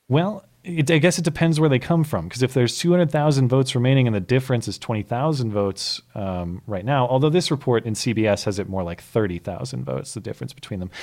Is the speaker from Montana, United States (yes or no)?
yes; Montana, United States; my home state senator, survives in Montana